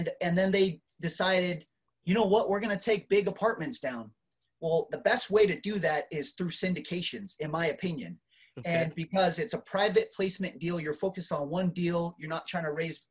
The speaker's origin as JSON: {"language": "English", "country": "Marshall Islands", "moved": "yes", "lives_now": "United States", "said": "I came from the Marshall Islands, man. I'm first generation immigrant here in the U.S."}